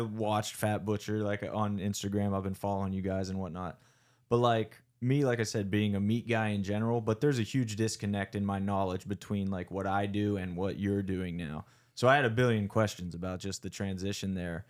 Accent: outside Breezewood, South Central Pennsylvania, United States; moved away as an adult; also born or lived in Morgantown, West Virginia; now in Pittsburgh, United States; I'm actually from South Central Pennsylvania, like, outside Breezewood

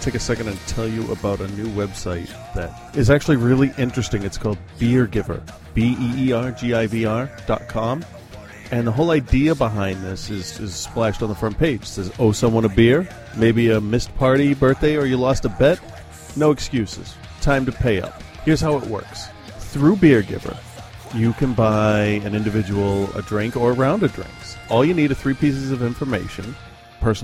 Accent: Lebanon; I grew up in Lebanon during the war, and I understood that religion was really important in people's lives.

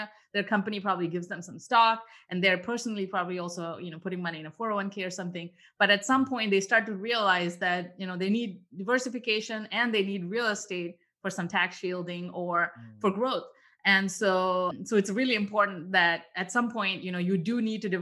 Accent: India; I'm from India too

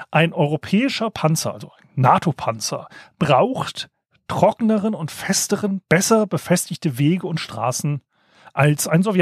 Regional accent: Hesse, Germany; Das Problem ist, ich komme aus der Gegend um die Edertalsperre.

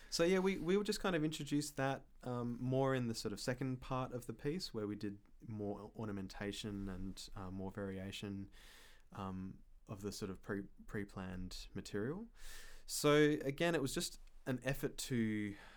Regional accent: Perth, Western Australia, Australia; moved away; also born or lived in Fremantle; my hometown in Perth

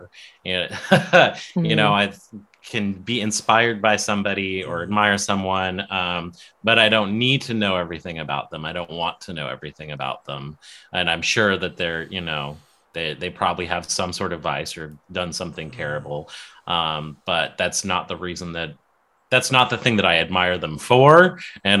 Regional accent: Denver, Colorado, United States; I'm from Denver

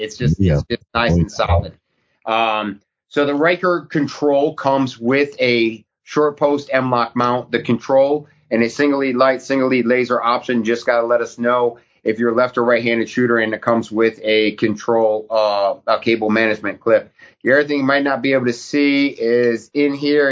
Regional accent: New England, United States; moved away; also born or lived in Alaska; I grew up in New England

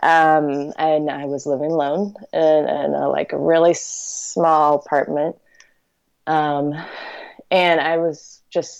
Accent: Richmond, Virginia, United States; also born or lived in Fayetteville, Arkansas / Lynchburg, Virginia; I'm from Richmond, Virginia, and I live in Richmond, Virginia currently

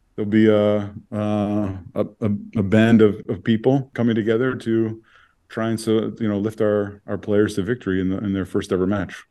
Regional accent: Toronto, Ontario, Canada; also born or lived in Sudbury, Ontario; I was born in Sudbury and I grew up in North York in Thornhill

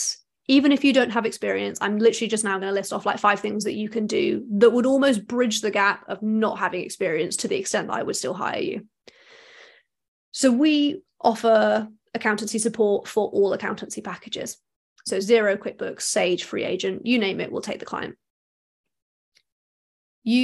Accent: United Kingdom; as British people

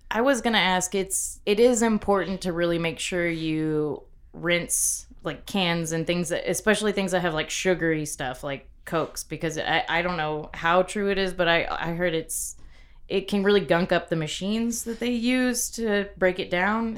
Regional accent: Corpus Christi, Texas, United States; now in Lubbock, United States; growing up in Corpus

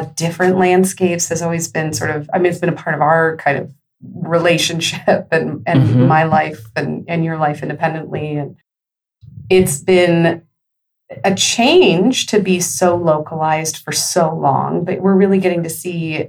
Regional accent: California, United States; also born or lived in New York; now in Texas, United States; I come from California originally

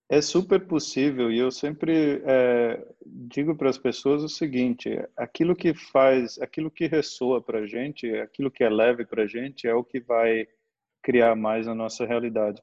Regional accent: Santa Catarina, Brazil; also born or lived in Minas Gerais; Nasci em Minas, me mudei aqui para o sul, para Santa Catarina, quando eu tinha cinco para seis anos, né? Minha mãe mudou para cá e praticamente a infância eu vivi aqui

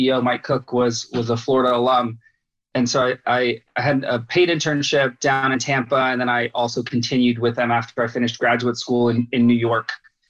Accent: Germany; also born or lived in Bahrain; now in United States; I grew up in Germany, actually, after having left Bahrain and was raised there in American Department of Defense dependent schools before coming to the U.S.

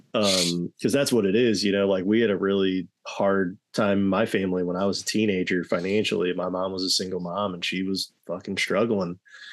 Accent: Missouri, United States; also born or lived in Michigan / North Carolina; I was born in Michigan, moved to North Carolina as a baby. And then by 3 years old, we planted our roots in Missouri. Mm-hmm. And I've been here ever since, 32 years.

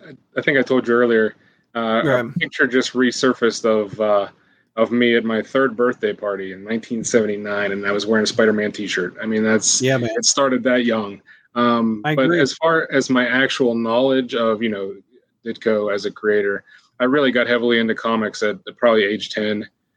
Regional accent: Johnstown, Pennsylvania, United States; I had no clue that he was from my hometown until I was in my 30s.

